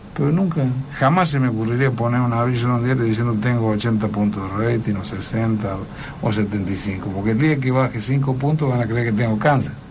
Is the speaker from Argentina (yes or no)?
yes; Córdoba, Argentina; soy muy cordobés y además me ha ido muy bien acá